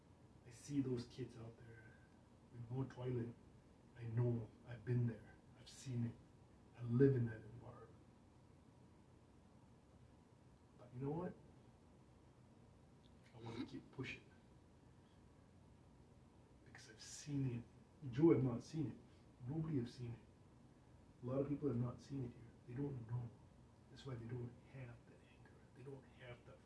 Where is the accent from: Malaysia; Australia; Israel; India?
Malaysia; Kuala Lumpur; English is a second language; now in United States; I come from Kuala Lumpur